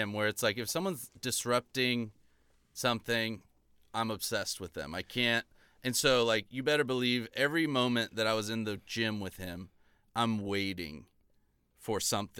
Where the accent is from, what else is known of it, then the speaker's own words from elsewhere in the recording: Orange County, California, United States; I grew up in Orange County